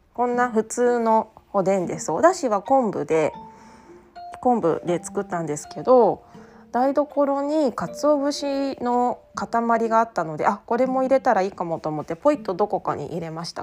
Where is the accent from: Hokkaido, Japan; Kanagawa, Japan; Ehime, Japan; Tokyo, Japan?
Tokyo, Japan; now in Okayama, Japan; 私は東京都出身で